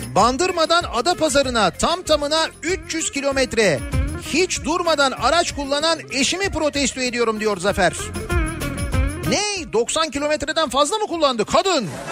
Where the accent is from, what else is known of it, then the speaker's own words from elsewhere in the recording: Istanbul, Turkey; Bir İstanbullu olarak